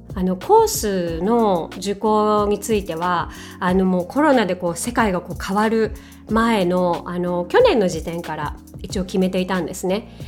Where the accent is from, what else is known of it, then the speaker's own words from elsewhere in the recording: Japan; first language Japanese; 私はね日本人なので母国語は日本語ですけれども